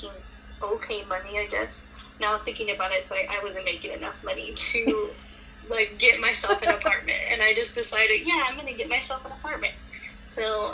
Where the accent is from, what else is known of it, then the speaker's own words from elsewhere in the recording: Hesperia, California, United States; where I'm from Hesperia, California. That's where I'm at right now